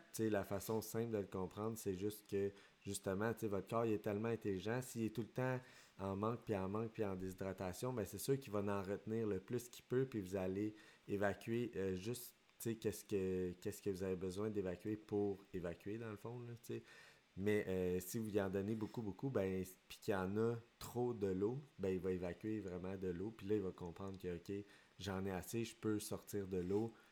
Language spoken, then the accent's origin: French; Quebec, Canada; chez nous, au Québec